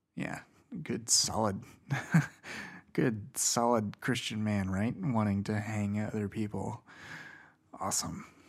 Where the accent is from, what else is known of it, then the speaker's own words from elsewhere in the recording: Indiana, United States; Indiana, my home state